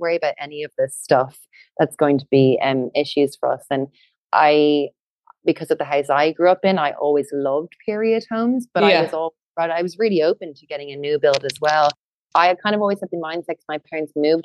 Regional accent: County Wicklow, Ireland; we're both from Wicklow, and there were a lot of new builds being built in the town where I was from

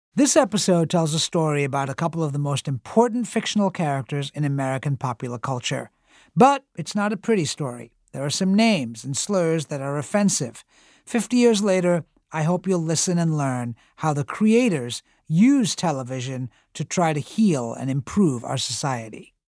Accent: England, United Kingdom; moved away as an adult; now in United States; I grew up in England, so we didn't watch All in the Family the way that we watched Happy Days

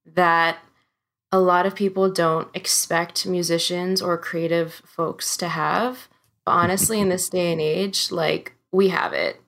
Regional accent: United States; growing up in the States, that culture and heritage

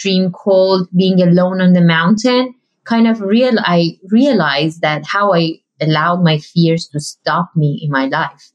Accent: Iran; moved away; I grew up in Iran

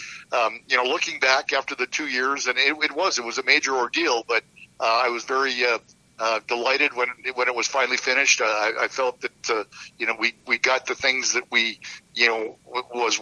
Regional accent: Saskatoon, Saskatchewan, Canada; now in St. Louis, United States; we were going to be moving to Saskatoon, which, of course, is my hometown

